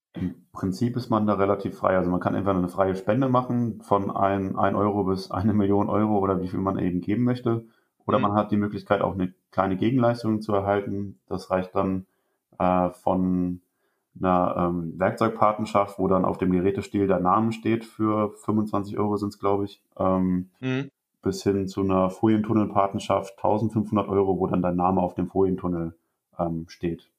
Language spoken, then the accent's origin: German; Rhineland-Palatinate, Germany; moved away as an adult; also born or lived in Witzenhausen; Ich komme gebürtig aus Rheinland-Pfalz